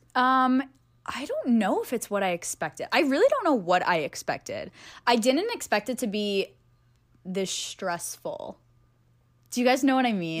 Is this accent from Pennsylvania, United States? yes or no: yes; Pennsylvania, United States; born or raised there; moved away as an adult; also born or lived in Staten Island, New York; now in Los Angeles, United States